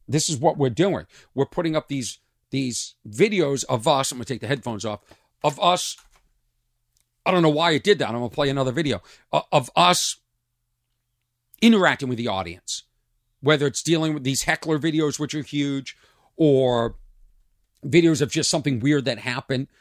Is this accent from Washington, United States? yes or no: no; Lexington, Massachusetts, United States; moved away; I grew up in Lexington, Massachusetts, a town outside of Boston